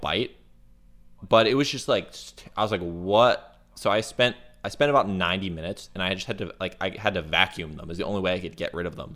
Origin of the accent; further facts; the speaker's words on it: Florida, United States; moved away; Okay, so I'm from Florida